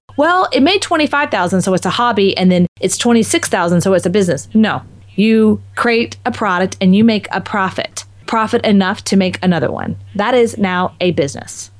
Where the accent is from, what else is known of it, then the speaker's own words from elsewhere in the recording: Texas, United States; moved away; also born or lived in Marco Island, Florida; I'm also from Texas. So it was kind of coming home as well.